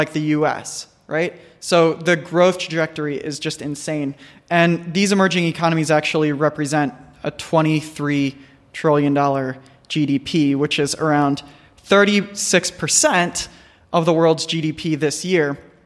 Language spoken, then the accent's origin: English; United States; growing up in the United States